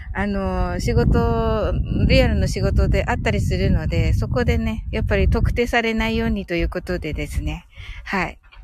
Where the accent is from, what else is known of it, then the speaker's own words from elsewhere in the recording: Kyushu, Japan; 九州人なんでね